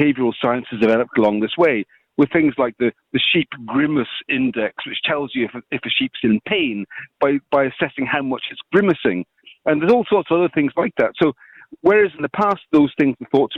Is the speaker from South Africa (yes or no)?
no; Scotland, United Kingdom; moved away as an adult; now in Ireland; I'm from Scotland originally, but I've been living in Ireland for 30 years